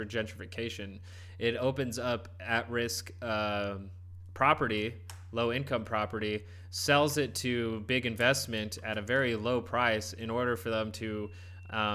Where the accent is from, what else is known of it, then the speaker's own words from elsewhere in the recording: United States; I'm brown. I'm an American mutt